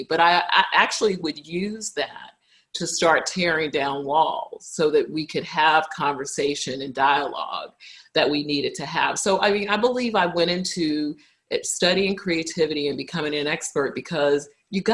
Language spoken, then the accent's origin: English; Brooklyn, New York, United States; because I grew up in Brooklyn